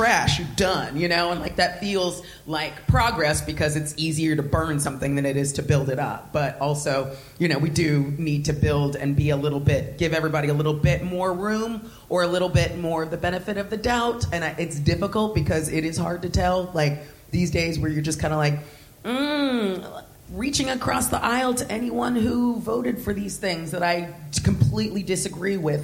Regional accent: Southern California, United States; moved away as an adult; now in United Kingdom; I grew up fat my whole life, and I was black in Southern California in a white suburb

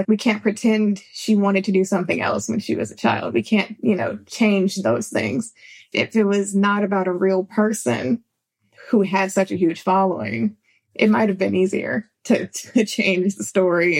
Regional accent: California, United States; I'm from California

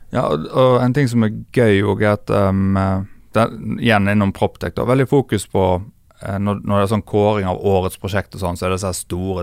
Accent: Bømlo, Vestland, Norway; Jeg er jo ikke fra Os, jeg er bømling

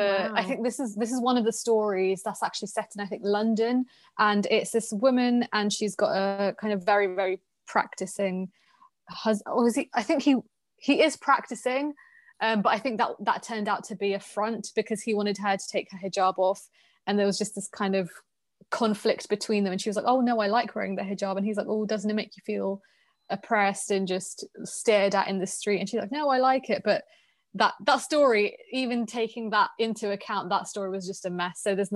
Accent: Pakistan; you have to listen to me because I'm a Pakistani woman.

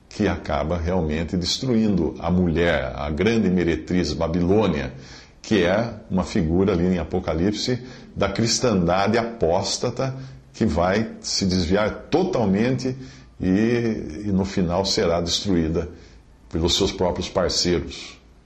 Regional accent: Brazil; eu sou brasileiro na minha nacionalidade, porque eu nasci no Brasil

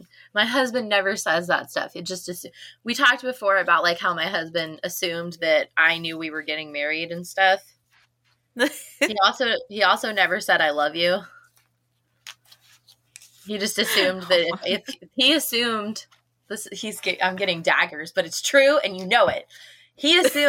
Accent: Midwest, United States; moved away as an adult; now in Mississippi, United States; I grew up with snow. I grew up in the Midwest, so I grew up with snow everywhere.

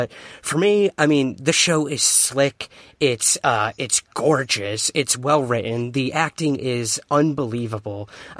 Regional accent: New York City, New York, United States; As a boy from Queens

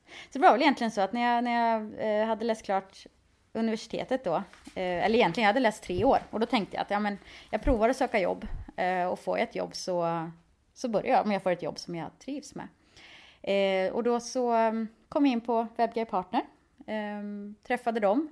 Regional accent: Skövde, Västra Götaland, Sweden; moved away as an adult; now in Stockholm, Sweden; Jag var ganska less på Skövde och ville se någonting annat.

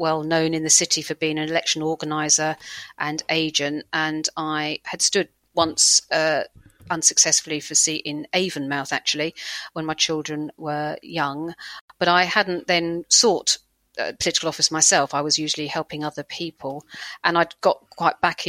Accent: Hillingdon, London, United Kingdom; I grew up in a place called Hillingdon, which is just near Heathrow Airport

